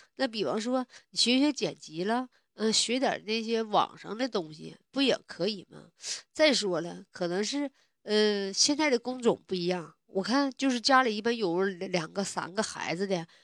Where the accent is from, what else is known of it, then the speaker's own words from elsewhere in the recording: Northeast China, China; 我是东北的